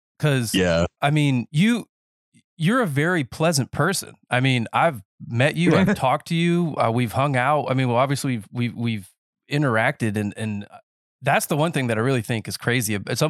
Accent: North Carolina, United States; Because I grew up in Nowhereville, North Carolina. That's not the actual name of the place, but it's just, you know, middle of the woods.

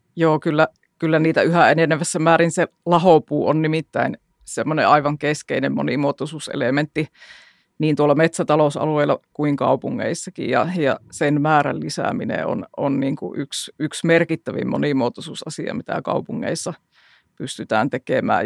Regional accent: Jyväskylä, Central Finland, Finland; meillä Jyväskylässä

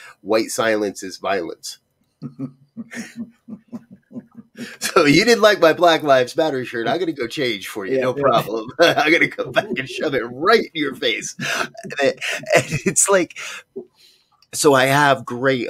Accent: Northeast, United States; I was raised in the Northeast that was so racist

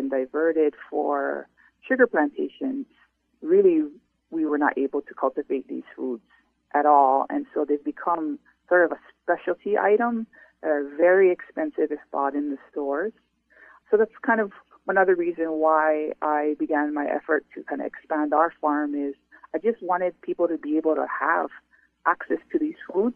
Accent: Hawaii, United States; As a Kanaka O'iwi, or indigenous person who's ancestrally tied to Hawaii, we relate to land, we call it aina, as kin

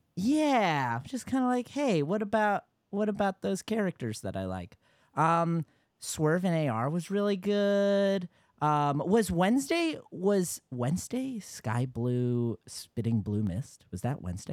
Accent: Yonkers, New York, United States; I'm from Yonkers

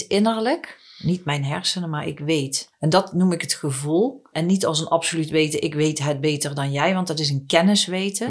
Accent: Netherlands; En ik ben een Nederlandse

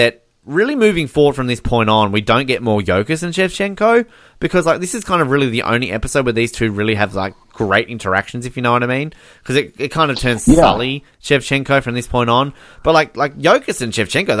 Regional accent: Australia; As an Australian

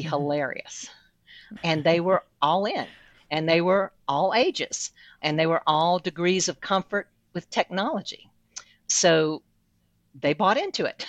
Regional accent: South Louisiana, United States; moved away; I'm originally from South Louisiana

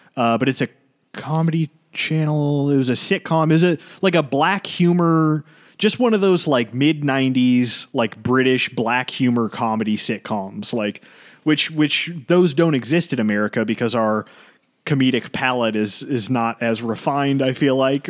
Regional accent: United States; as an American

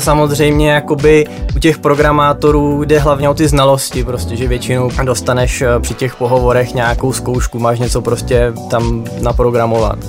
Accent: Moravia, near Nové Město na Moravě, Vysočina Region, Czechia; Já se teda konkrétně z Moravy, takže mi říkáme spíš korbica

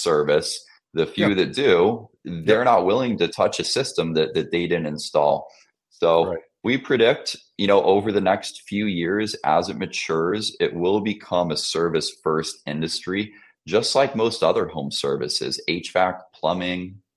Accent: California, United States; I'm California, born and raised. Family was originally from Mission Viejo

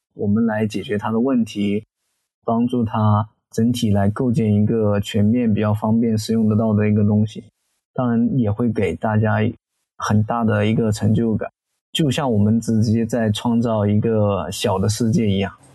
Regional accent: Zhijiang, Hunan, China; 我的家乡呢，是湖南怀化的芷江

